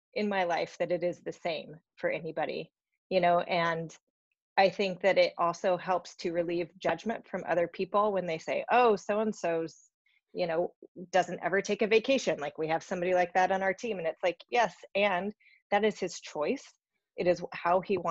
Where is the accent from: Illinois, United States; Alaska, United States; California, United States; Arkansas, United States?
Alaska, United States; I grew up in Alaska